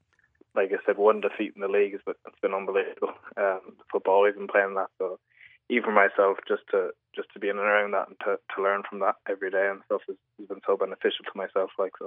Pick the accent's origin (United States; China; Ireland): Ireland; There's obviously great ties with Liverpool and Ireland, so just to be part of the squad now as an Irish player is really good.